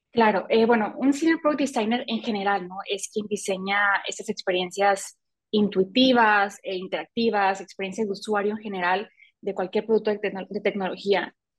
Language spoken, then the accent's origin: Spanish; Mazatlán, Sinaloa, Mexico; also born or lived in Mexico City; soy mexicana, vivo en México, en eh, una ciudad que se llama Mazatlán, de aquí soy.